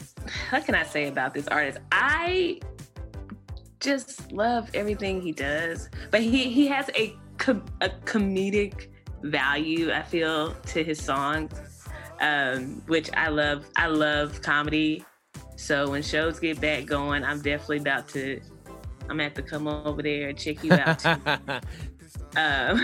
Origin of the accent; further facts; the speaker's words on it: North Carolina, United States; also born or lived in Kansas City; I know I said I grew up, I'm originally from Kansas City, but I was born and raised in North Carolina, but I moved from Kansas City to here.